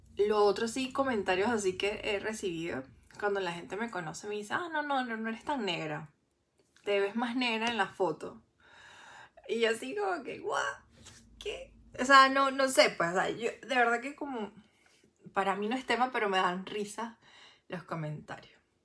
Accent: Venezuela; moved away as an adult; also born or lived in Santiago, Chile; me trataron mal al final por ser venezolana

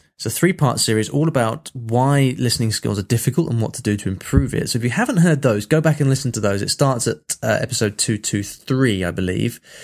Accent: England, United Kingdom; I'm English

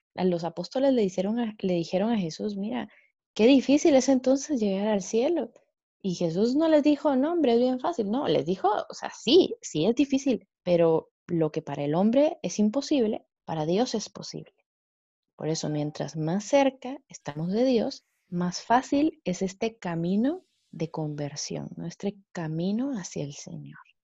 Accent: Guatemala; soy pues de Guatemala

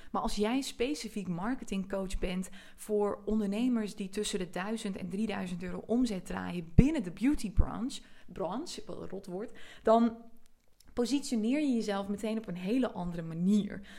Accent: Friesland, Netherlands; ik kom uit Friesland oorspronkelijk en ik trek heel veel mensen aan die ook uit Friesland komen of ook uit een klein dorp

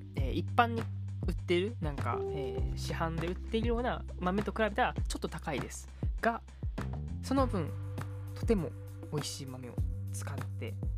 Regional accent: Kyoto, Japan; 一応僕もねあの京都出身のまあ関西人ということなんであのマクドというね民

